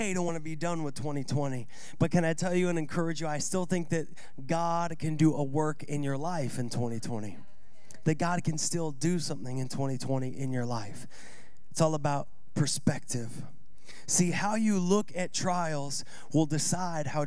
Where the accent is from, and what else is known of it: Seattle, Washington, United States; born or raised there